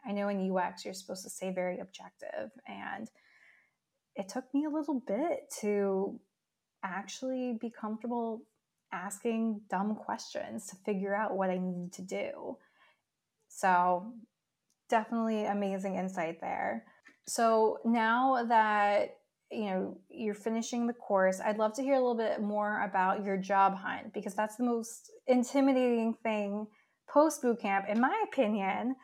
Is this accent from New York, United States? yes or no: yes; New York City, New York, United States; as a New Yorker myself